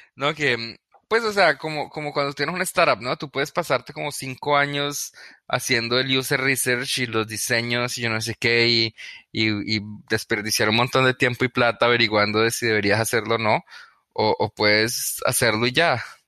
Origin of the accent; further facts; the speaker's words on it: Cali, Valle del Cauca, Colombia; moved away as an adult; also born or lived in Bogotá, Colombia / California, United States; now in New York, United States; yo, crecí en Cali, Colombia, y pues como a los 14, 15 años nos, fuimos a ir a, Bogotá